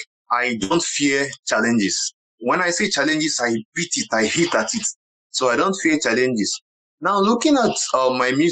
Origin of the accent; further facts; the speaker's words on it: Ibere, Abia, Nigeria; first language Igbo; English is a second language; moved away as an adult; also born or lived in Aba; now in Lagos, Nigeria; I am a Nigerian. I was born in Ibere in Abia State. I grew up in Ibere. At least I stayed about 18 years down in my village